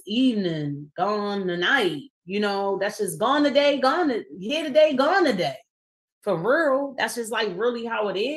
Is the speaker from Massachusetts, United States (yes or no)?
no; Baltimore, Maryland, United States; Councilman Antonio Glover Pucci, who I grew up with in the East Baltimore neighborhood